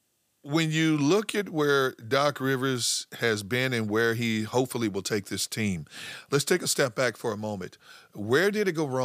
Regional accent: Milwaukee, Wisconsin, United States; moved away; I was working for CBS out of my hometown, Milwaukee, Wisconsin.

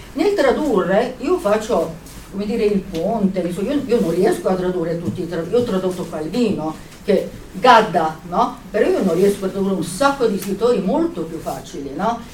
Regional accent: Italy; sono cresciuta anche in Italia

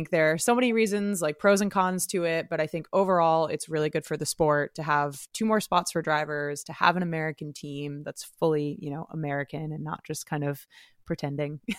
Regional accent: Canada; Maybe he'll show up to Montreal as our Canadian.

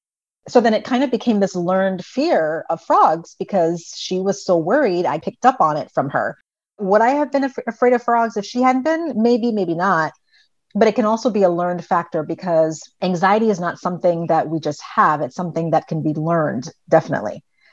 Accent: U.S. Virgin Islands; And I grew up on an island. So I grew up in the Virgin Islands. And we're surrounded by water.

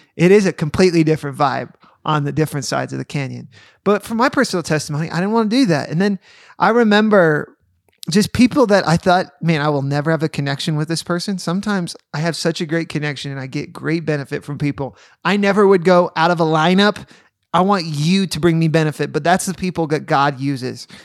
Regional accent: Roaring Fork Valley, Colorado, United States; now in Newcastle, United States; I grew up in the Rolling Fork Valley, and then when I moved, when I was twenty

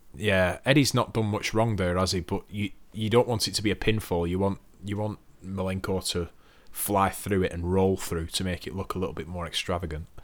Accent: United Kingdom; I'm British

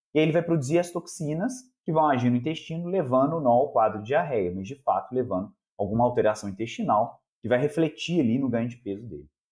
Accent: Belo Horizonte, Minas Gerais, Brazil; also born or lived in Copenhagen, Denmark; eu sou aqui de Belo Horizonte mesmo

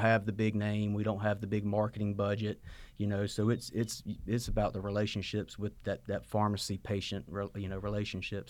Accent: Sylvania, Georgia, United States; moved away as an adult; now in Statesboro, United States; I grew up in Sylvania, Georgia, in my dad's pharmacy

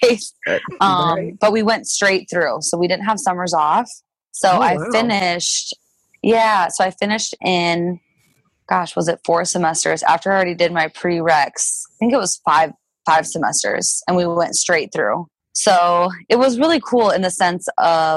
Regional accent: South Dakota, United States; I'm from South Dakota

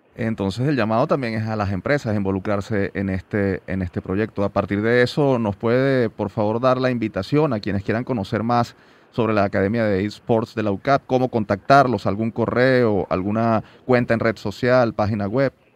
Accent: Venezuela; como venezolanos, como padres y por supuesto como ciudadanos

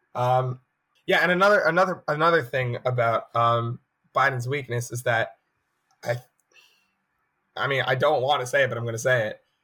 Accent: United States; an American

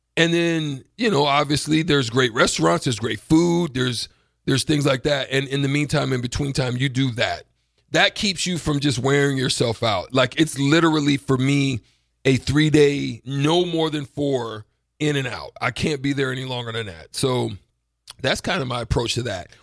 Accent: Auburn, Alabama, United States; I'm from Auburn

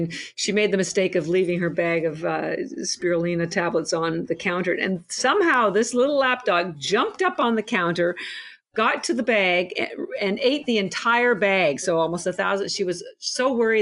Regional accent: Canada; I'm Canadian

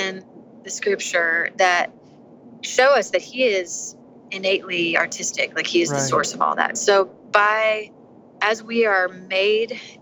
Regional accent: St. Louis, Missouri, United States; moved away as an adult; also born or lived in Nashville, Tennessee; I am from St. Louis, Missouri

